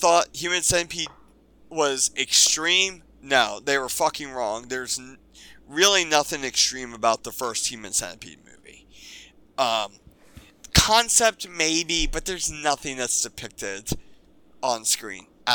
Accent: Pennsylvania, United States; I grew up in Pennsylvania.

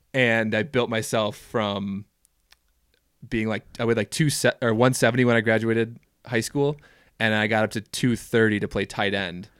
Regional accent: Minneapolis, Minnesota, United States; moved away as an adult; now in Jackson, United States; I grew up in the Twin Cities of Minnesota

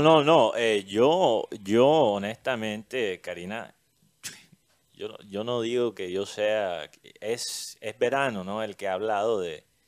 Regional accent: Colombia

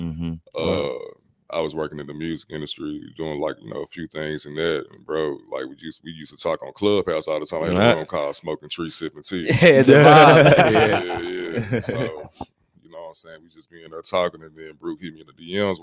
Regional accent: Memphis, Tennessee, United States; I'm from Memphis

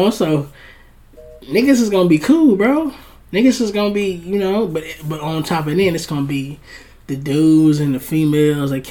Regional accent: Brownsville, New York, United States; He's not from my hood though. Okay, I'm from Brownsville.

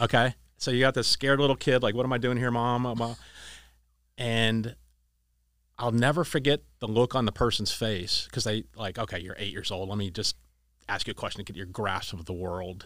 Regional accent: Erie, Pennsylvania, United States; moved away; we grew up in Erie.

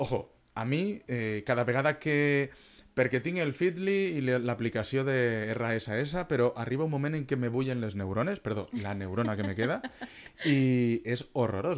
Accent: Vinaròs and Benicarló, Valencian Community, Spain; nosaltres som de Vinaròs i Benicarló

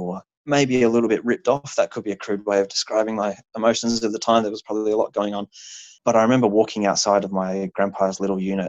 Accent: Australia; also born or lived in Japan; I think as an Australian in America

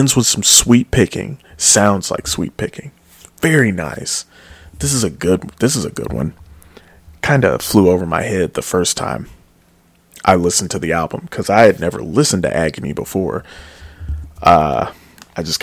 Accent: United States; I am just a American swine.

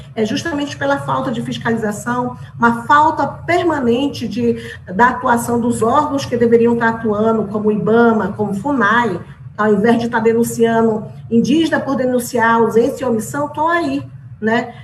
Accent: Roraima, Brazil; nós da Amazônia, porque eu sou da Amazônia, sou de Roraima

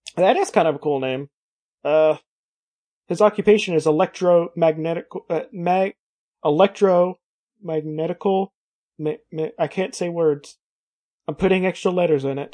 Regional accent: Kentucky, United States; Kentucky even, which is where I hail from

